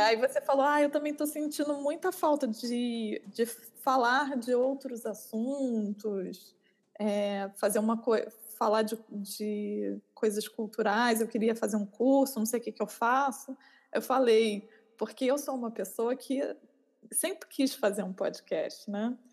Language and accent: Portuguese; Rio de Janeiro, Brazil; moved away as an adult; now in Rotterdam, Netherlands; eu sou carioca